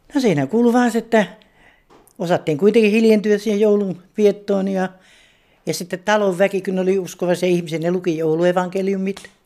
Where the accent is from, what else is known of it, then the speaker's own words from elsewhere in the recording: Alajärvi, South Ostrobothnia, Finland; moved away as an adult; now in Pori, Finland; Mä olen kotoisin Alajärveltä. Muuttanut tänne kaksituhatta.